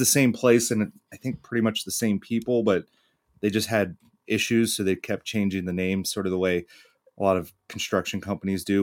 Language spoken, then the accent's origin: English; York, Pennsylvania, United States; I'm from Pennsylvania